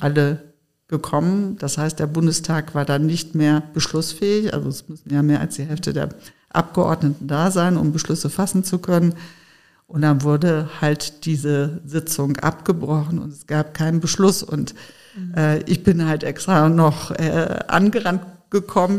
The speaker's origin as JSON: {"language": "German", "area": "Sauerland", "region": "North Rhine-Westphalia", "country": "Germany", "tie": "born or raised there", "also_born_or_lived": "Frankfurt", "moved": "as an adult", "said": "ich bin im Sauerland groß geworden, sehr ländlich"}